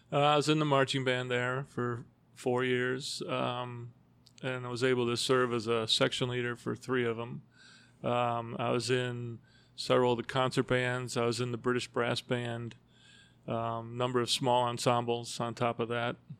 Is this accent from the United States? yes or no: yes; Evergreen Park, Illinois, United States; I actually grew up in Evergreen Park, uh, down near Oak Lawn